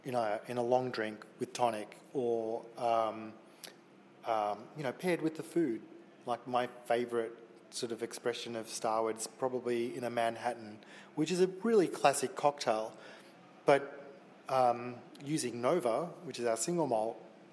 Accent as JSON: {"language": "English", "town": "Melbourne", "region": "Victoria", "country": "Australia", "said": "we're from Melbourne, you know, which is kind of like a progressive city."}